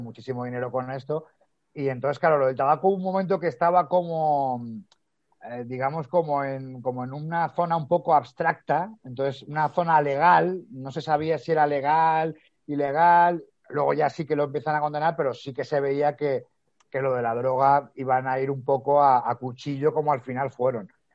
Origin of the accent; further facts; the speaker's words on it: Madrid, Community of Madrid, Spain; moved away as an adult; now in Galicia, Spain; yo soy de Madrid, pero ahora estoy aquí en Galicia